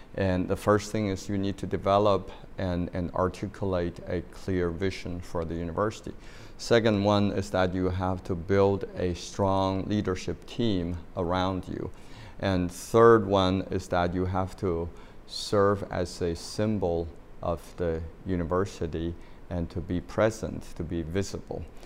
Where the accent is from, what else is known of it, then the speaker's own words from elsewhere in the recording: China; moved away as an adult; now in United States; I grew up in China